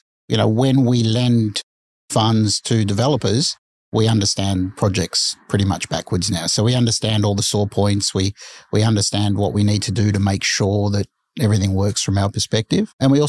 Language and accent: English; Melbourne, Victoria, Australia; moved away as an adult; now in Sydney, Australia; So I'm originally from Melbourne.